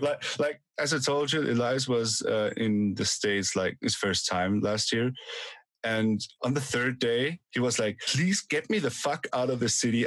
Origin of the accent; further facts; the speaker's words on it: Austria; We're not we're not Germans. We're from Austria